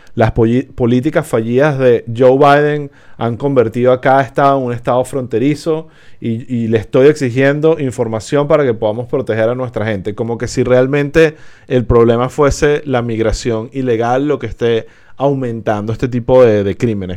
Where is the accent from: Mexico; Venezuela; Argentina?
Venezuela; moved away; somos venezolanos